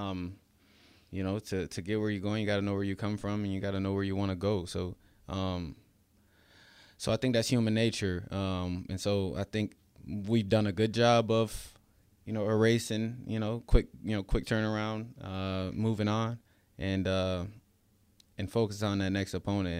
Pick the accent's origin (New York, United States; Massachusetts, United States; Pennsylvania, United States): New York, United States; upstate; moved away as an adult; also born or lived in Florida; upstate New York is the place that raised